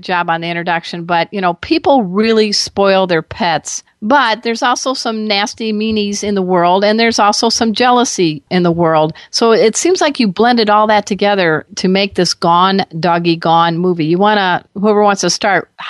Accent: Crown Point, Indiana, United States; moved away as an adult; also born or lived in San Diego area; now in San Diego, United States; I was born and raised just outside of Chicago in Crown Point, Indiana.

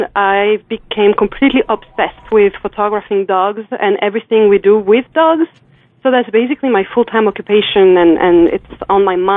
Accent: France; I'm from France.

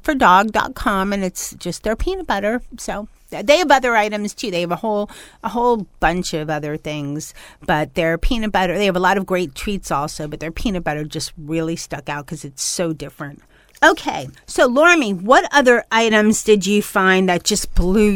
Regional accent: New York, United States; moved away; I'm trying to go back to my New York roots when I was born in New York

